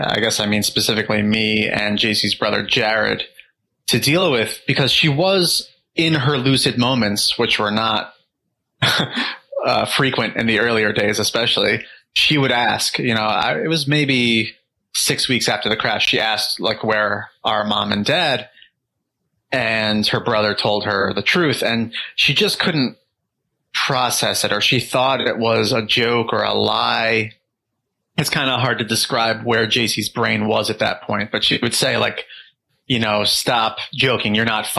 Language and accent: English; New York, United States; we moved into my parents' house where I grew up in New York.